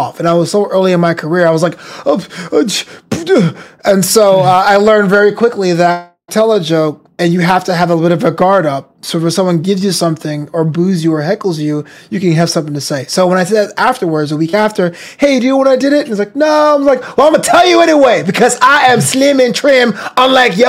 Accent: United States; I am an American. My parents are immigrants. They came from the Caribbean

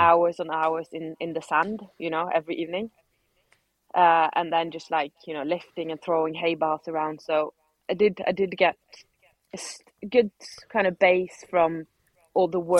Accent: Norway; now in Spain; I'm being from Norway

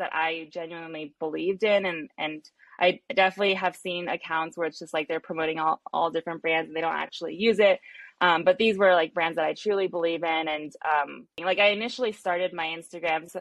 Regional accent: San Diego, California, United States; also born or lived in Long Island, New York; I grew up in San Diego, but I lived in Long Island, New York for a little bit

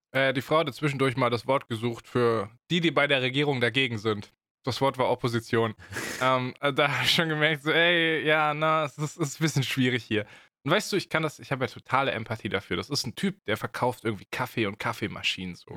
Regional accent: Germany; als Deutscher

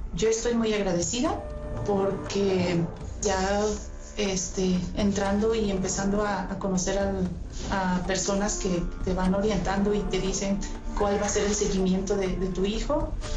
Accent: Ocampo, Michoacán, Mexico; soy de Ocampo, Michoacán

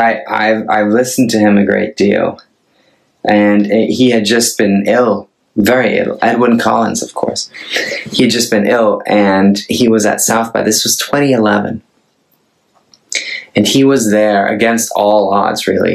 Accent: Norway; now in Los Angeles, United States; I'm a Norwegian, they call me a singer-songwriter. I accept that. I sing and I write songs. I'm from Norway.

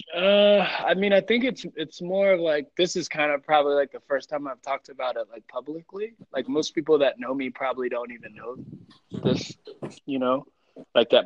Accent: East Coast, United States; also born or lived in Colombia / Mexico / Utah / Florida; now in Denver, United States; I'm from the East Coast, but I'm I'm planted I'm planted here for now.

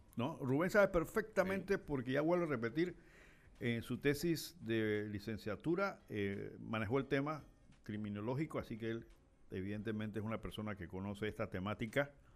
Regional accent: Panama; los panameños

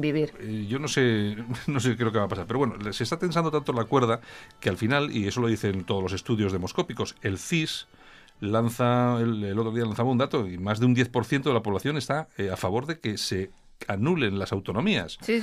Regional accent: Bilbao, Basque Country, Spain; soy de Bilbao

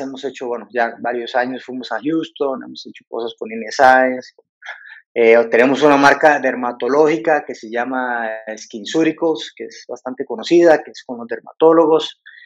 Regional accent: Costa Rica; moved away as an adult; also born or lived in London; now in Mexico; soy de, originario de Costa Rica y me formé en, en Londres

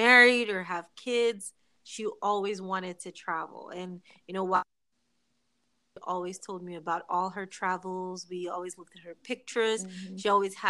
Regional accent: Nigeria; moved away as an adult; also born or lived in Phoenix, Arizona, United States / New York, United States; now in United States; I am originally from Nigeria, but I was born in Phoenix, Arizona. And then I was shipped back to Nigeria. And that's where I grew up until college.

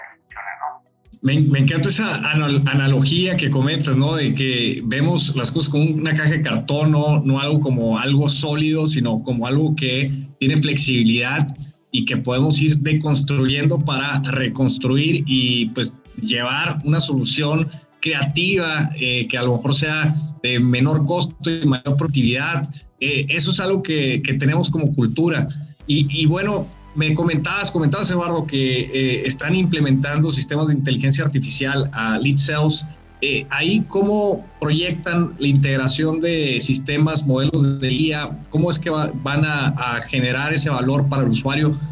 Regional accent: Mexico

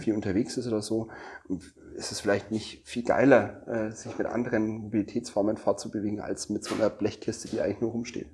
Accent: Nuremberg, Bavaria, Germany; ich komme ja aus Nürnberg

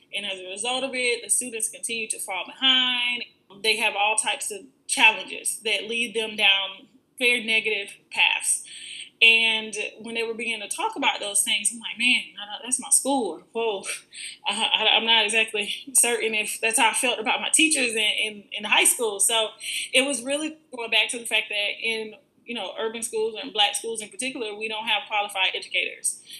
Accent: Florida, United States; I am from Florida. Um, I've been in Florida my entire life

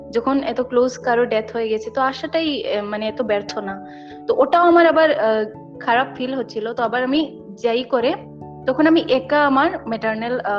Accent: Assam, India; Bangla is a second language; basically আসামে থাকি আমি কলকাতার না কিন্তু বেঙ্গলি ল্যাঙ্গুয়েজটা স্কুলে থেকে থেকে পড়ে কথা বলে এরকম শেখা হয়

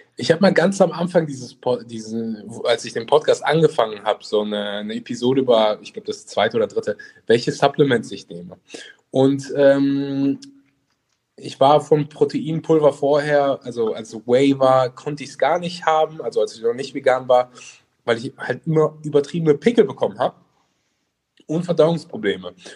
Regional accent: Cologne, North Rhine-Westphalia, Germany; Ich komme nämlich auch aus Köln

